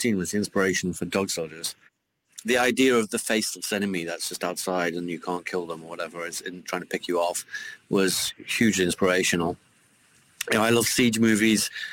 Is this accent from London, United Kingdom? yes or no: no; Newcastle upon Tyne, North East England, United Kingdom; a kid growing up in Newcastle